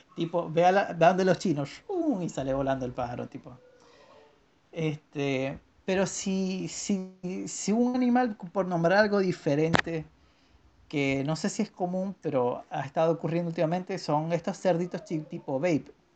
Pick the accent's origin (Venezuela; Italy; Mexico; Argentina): Venezuela; moved away; me mudé de Venezuela